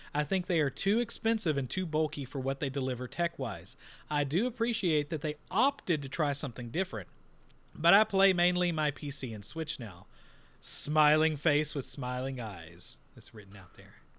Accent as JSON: {"language": "English", "region": "Texas", "country": "United States", "said": "we're from Texas"}